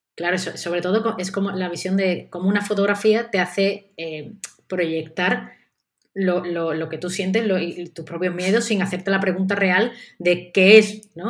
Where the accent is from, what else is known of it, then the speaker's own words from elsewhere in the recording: Seville, Andalusia, Spain; yo también soy de Sevilla